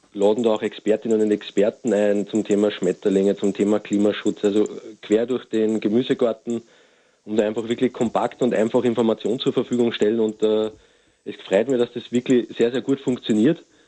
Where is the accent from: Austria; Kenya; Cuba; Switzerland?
Austria; bei uns in Österreich